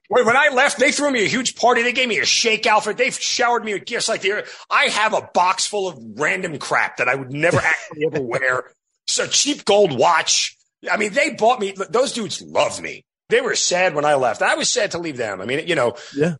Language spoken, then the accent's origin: English; New York, United States; born or raised there